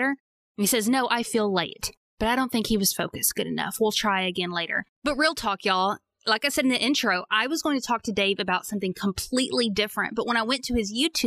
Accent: Arkansas, United States; I'm from Arkansas.

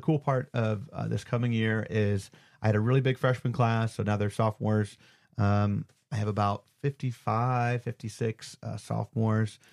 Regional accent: Cleveland, Ohio, United States; now in Georgia, United States; up home to Cleveland too. So see family

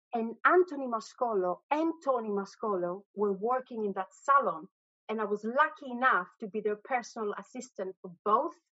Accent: Greece; moved away as an adult; also born or lived in Abu Dhabi, United Arab Emirates / United States; now in London, United Kingdom; I was raised in Greece. But I've lived in London for 22 years

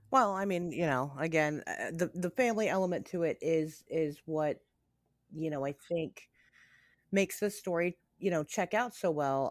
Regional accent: United States; I'm an American, right? I, I live in America

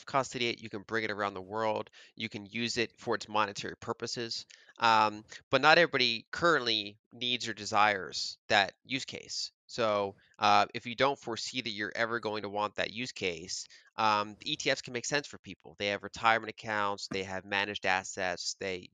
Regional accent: United States; as an American

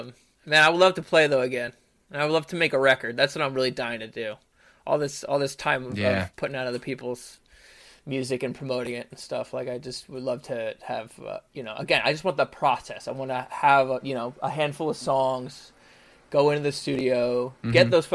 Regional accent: New York, United States; born or raised there

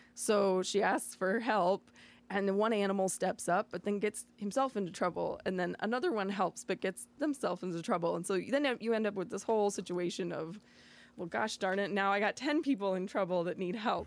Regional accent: Batavia, United States; also born or lived in San Antonio, Texas / New York City; I grew up in Batavia, uh, after my parents moved me here from Texas

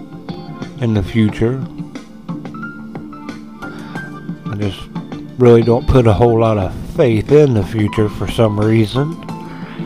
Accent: United States; being American

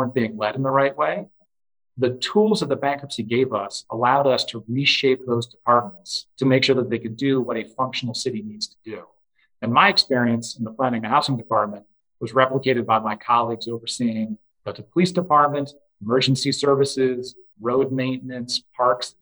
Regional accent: Detroit, Michigan, United States; moved away as an adult; also born or lived in East Coast; now in Detroit, United States; I'm from Detroit originally, and I moved back in 2014 after a career on the East Coast

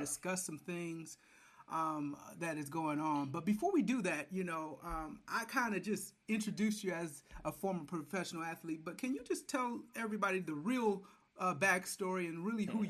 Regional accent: Detroit, Michigan, United States; now in Atlanta, United States; I'm living in Atlanta now, but I'm from Michigan and Detroit

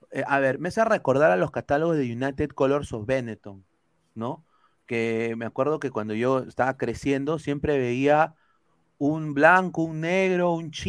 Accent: Peru; somos un país andino. O sea, somos un país de los Andes, tenemos Machu Picchu

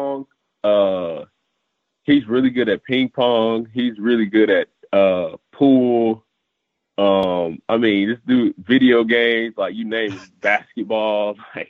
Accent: Florida, United States; I'm from here

